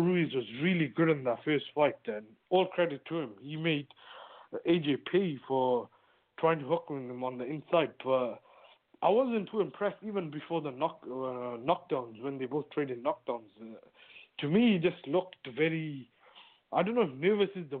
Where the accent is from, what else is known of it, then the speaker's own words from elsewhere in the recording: Cardiff, Wales, United Kingdom; my hometown